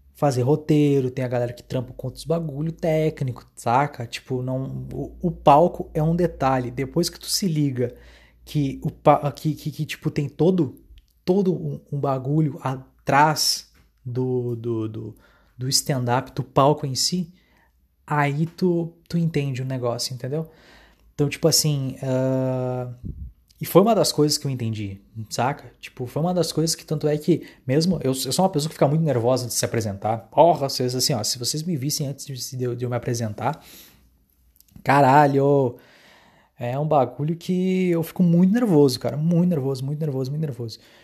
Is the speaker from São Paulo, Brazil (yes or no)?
no; Dom Pedrito, Rio Grande do Sul, Brazil; moved away as an adult; now in Santa Maria, Brazil; em Dom Pedrito, minha cidade natal